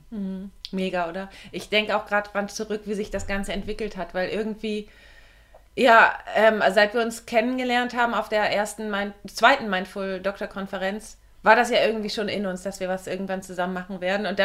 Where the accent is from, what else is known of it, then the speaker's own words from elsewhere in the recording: Eutin, Schleswig-Holstein, Germany; Ich finde es mega cool, dass du mich besuchen kommst in meiner Heimat und sogar bei mir hier zu Hause bist. Ich liebe es wirklich und ich feiere es auch richtig ab, dass du meinen Garten so liebst, dass du es liebst, wie ich hier wohne, dass du ganz Eutin gesehen hast.